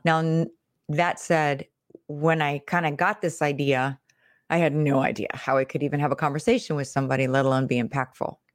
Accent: Pittsburgh, Pennsylvania, United States; I'm from the Midwest, so I'm from Pittsburgh, Pennsylvania

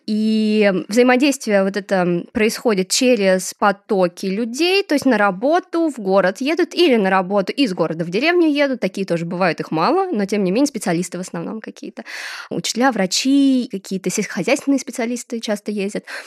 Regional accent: Desnogorsk, Smolensk Oblast, Russia; мой город, где я росла, и он тоже супер благополучный, Десногорск

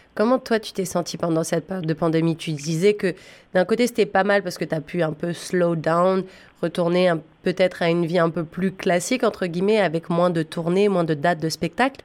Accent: Ontario, Canada; en tant que francophones en Ontario, on est quand même en minorité

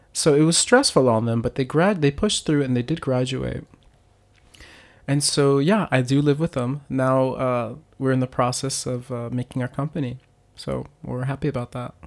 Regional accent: Miami, Florida, United States; moved away as an adult; also born or lived in Pennsylvania / Hokkaido, Japan; now in Japan; I'm originally from Miami, Florida

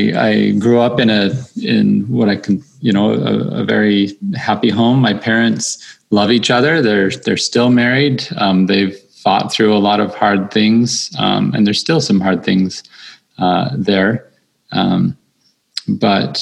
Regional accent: St. George, Utah, United States; I grew up in St. George

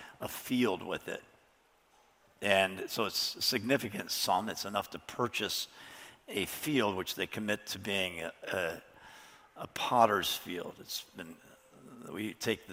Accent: Chicago, Illinois, United States; I was growing up in Chicago

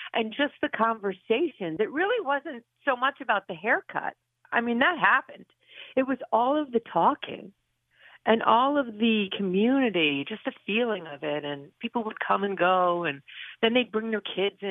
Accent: Honesdale, Pennsylvania, United States; moved away as an adult; I want to come back to my hometown

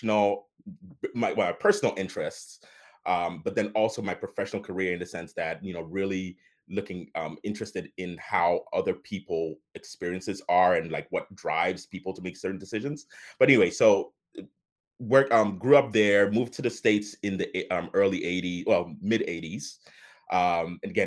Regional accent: Accra, Greater Accra, Ghana; moved away; also born or lived in Liberia / Atlanta / New Jersey; I was born in Accra, Ghana. So that's in West Africa

